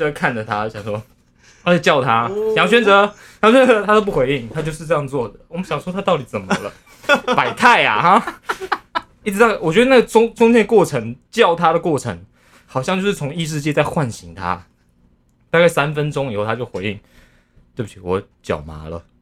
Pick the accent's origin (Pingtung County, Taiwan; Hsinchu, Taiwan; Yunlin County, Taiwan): Hsinchu, Taiwan; 我在新竹，就是我觉得那个地理位置是一个，那地理位置是一个你没有办法知道你来自哪里